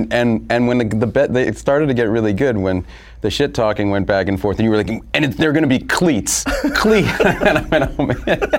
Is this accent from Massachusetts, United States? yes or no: yes; Boston, Massachusetts, United States